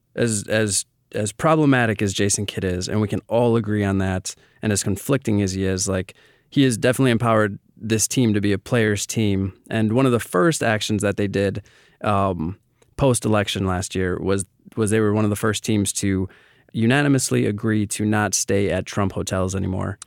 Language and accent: English; Milwaukee, Wisconsin, United States; I am born and raised in Milwaukee